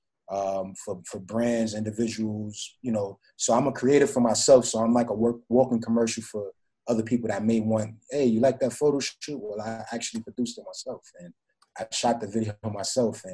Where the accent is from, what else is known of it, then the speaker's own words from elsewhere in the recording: New York City, New York, United States; also born or lived in Florida; I'm from the Bronx.